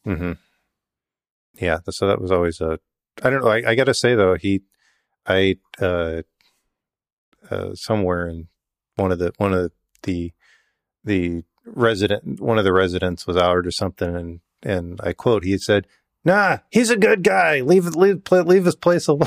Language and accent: English; Yakima, Washington, United States; I grew up in Yakima